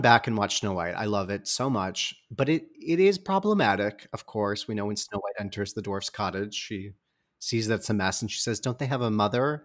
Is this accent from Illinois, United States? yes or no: no; Michigan, United States; I'm from Michigan